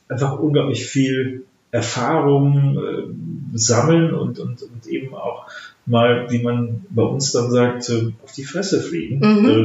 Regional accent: Germany; also als Deutsche reden wir manchmal so um den heißen Brei herum

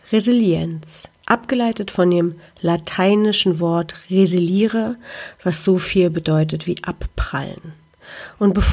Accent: Poland; weil die Ostblockkultur, in der ich groß geworden bin in Polen, einfach so funktionierte.

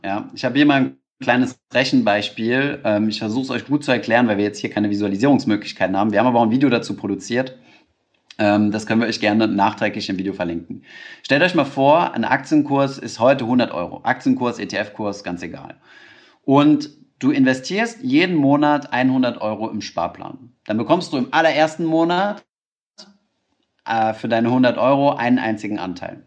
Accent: Germany

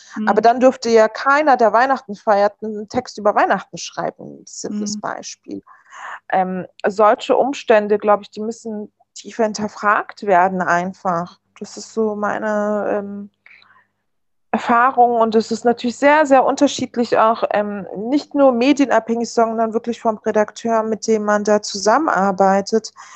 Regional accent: Berlin, Germany; German is a second language; Also ich bin ja im Wedding sogar geboren

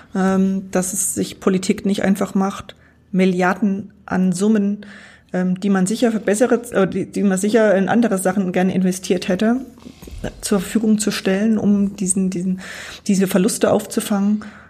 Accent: Walldorf, Thuringia, Germany; es gab immer eine tolle Christenlehre bei uns in Waldorf

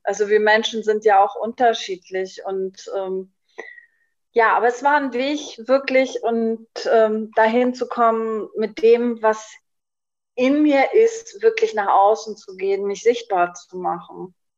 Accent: Schleswig-Holstein, Germany; moved away as an adult; now in Berlin, Germany; ich bin gebürtige Schleswig-Holsteinerin. Ich habe bis zu meinem 50. Lebensjahr auch in Schleswig-Holstein gewohnt

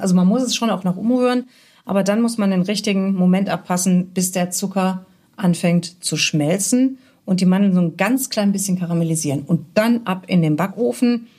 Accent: Cologne, North Rhine-Westphalia, Germany; bei uns in Köln

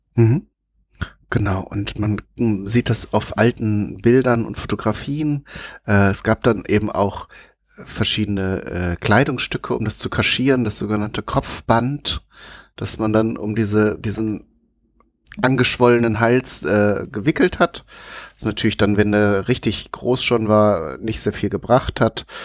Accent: Alpine region, Southern Germany, Germany; bei uns in Süddeutschland, also im Alpenraum

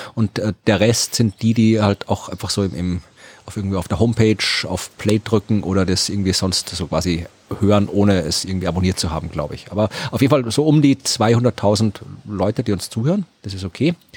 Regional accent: Krems, Lower Austria, Austria; born or raised there

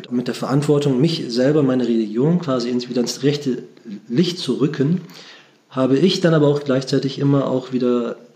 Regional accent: Bremen, Germany; ich bin gebürtiger Bremer, also in Bremen geboren und aufgewachsen. Meine Eltern stammen aus der Türkei.

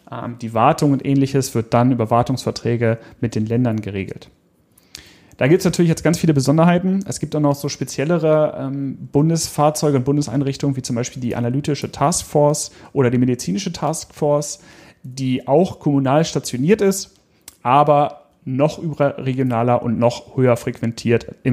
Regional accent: Hanover, Lower Saxony, Germany; hier in meiner Heimatstadt Hannover

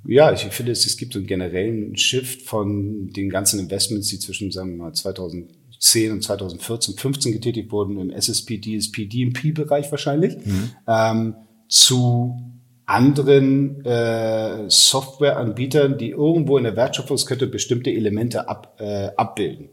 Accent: Hamburg, Germany; also born or lived in London; bin Hamburger Jung, 45 Jahre alt, ähm, habe in London studiert.

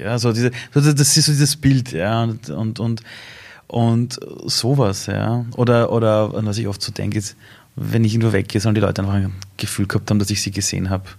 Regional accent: Iran; now in Austria; Ich komme aus dem Iran

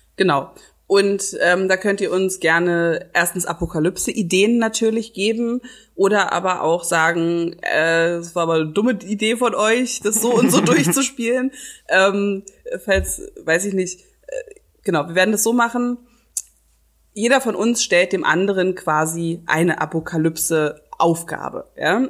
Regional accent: Berlin, Germany; ich bin ja in Charlottenburg aufgewachsen

